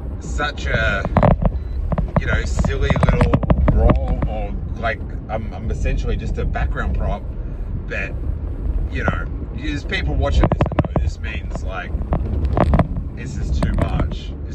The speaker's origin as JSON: {"language": "English", "country": "Australia", "tie": "born or raised there", "said": "Like, just growing up in Australia, in this little town, and reading like the Star Wars making of books"}